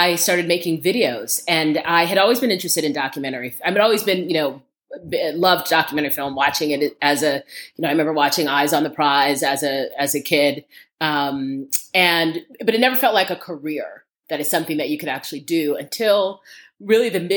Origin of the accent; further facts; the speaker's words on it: New York, United States; I grew up here in New York, where I'm talking from